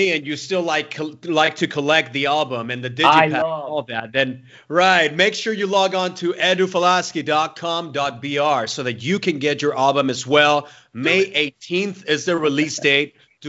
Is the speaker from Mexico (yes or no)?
yes; Mexico; I'm from Mexico.